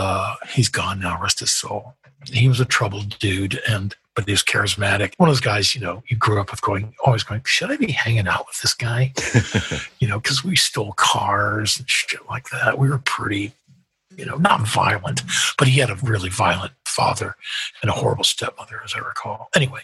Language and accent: English; Midwest, United States; moved away as an adult; now in United Kingdom; There's a very easygoing Midwestern thing, which I do miss growing up in the Midwest.